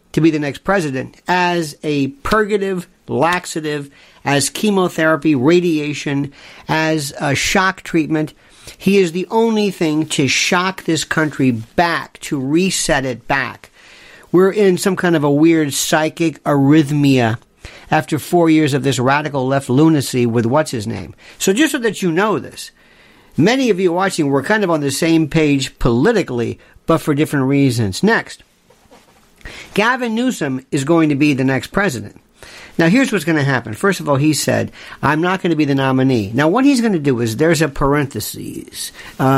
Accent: Florida, United States; my home state

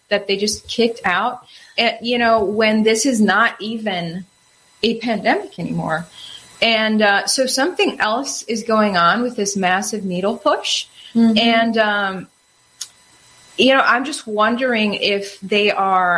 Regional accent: Wisconsin, United States; I'm from Wisconsin.

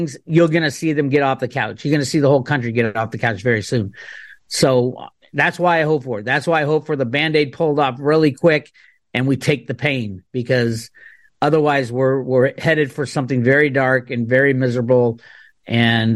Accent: Oakland, California, United States; I grew up in Oakland

